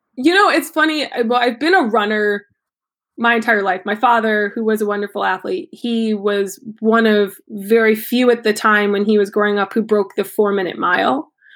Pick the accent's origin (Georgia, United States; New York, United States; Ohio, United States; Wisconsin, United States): Ohio, United States; now in Maine, United States; I grew up in Ohio